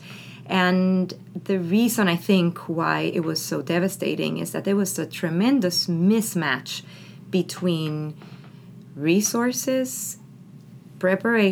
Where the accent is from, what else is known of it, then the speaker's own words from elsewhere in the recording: San Juan, Puerto Rico; now in New Haven, United States; I'm originally from San Juan, Puerto Rico